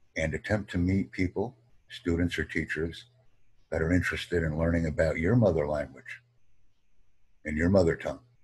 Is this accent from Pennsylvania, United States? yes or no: no; New York, United States; first language English; home country, and I put down America